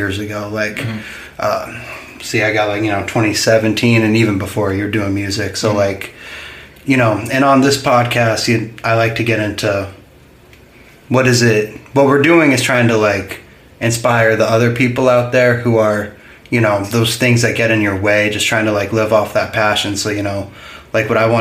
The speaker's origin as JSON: {"language": "English", "town": "Northfield", "region": "Vermont", "country": "United States", "said": "I'm from Northfield"}